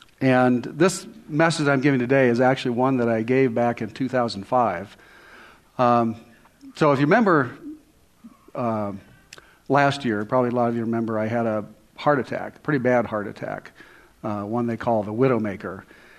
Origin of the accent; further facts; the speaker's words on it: Silicon Valley, California, United States; I grew up in California, in Silicon Valley, before it was Silicon Valley, when there were still a lot of orchards, fruit orchards around.